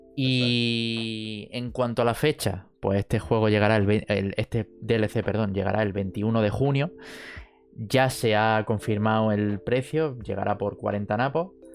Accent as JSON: {"language": "Spanish", "town": "Jaén", "region": "Andalusia", "country": "Spain", "said": "somos de Jaén, han abierto un, un ciber en, nuestra ciudad."}